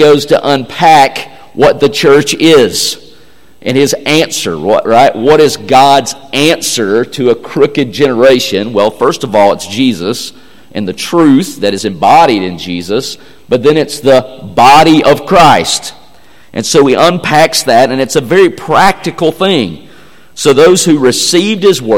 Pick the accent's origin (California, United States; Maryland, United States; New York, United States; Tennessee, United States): Tennessee, United States; I'm from Tennessee.